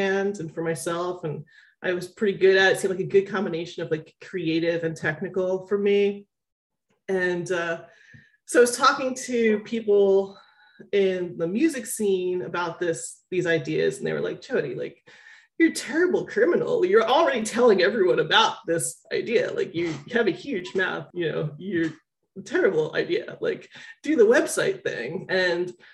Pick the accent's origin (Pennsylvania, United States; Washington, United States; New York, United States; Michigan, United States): Pennsylvania, United States; Philadelphia; I'm from Philadelphia, which is a big pharmaceutical hub